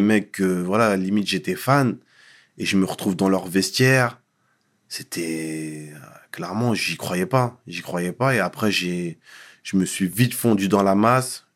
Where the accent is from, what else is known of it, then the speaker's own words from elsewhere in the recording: Paris, Île-de-France, France; also born or lived in Mont-Saint-Aignan; Mes parents sont venus euh, très rapidement dans la région parisienne et j'ai grandi dans le, dans le 19e arrondissement